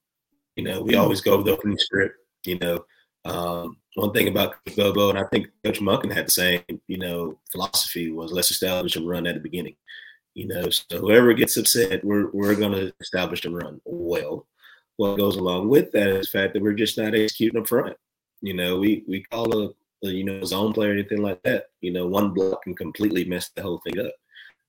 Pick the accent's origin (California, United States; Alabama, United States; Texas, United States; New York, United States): Alabama, United States; You know, I was on the way back. I'm from Alabama, and I'm listening to the game and somewhat watching the game too.